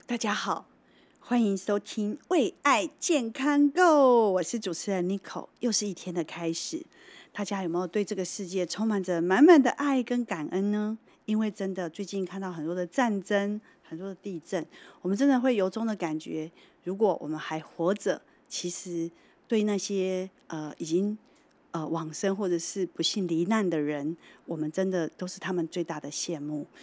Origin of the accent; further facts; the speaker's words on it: Taiwan; 我身为台湾人，跟石文医师是同样在台湾这个岛